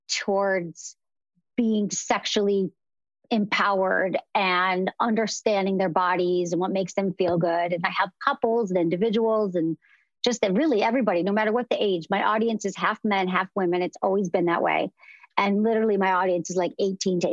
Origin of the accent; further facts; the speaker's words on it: Midwest, United States; I'm from the Midwest.